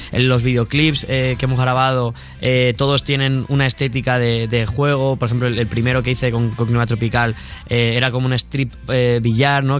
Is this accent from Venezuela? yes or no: no; Spain; somos de España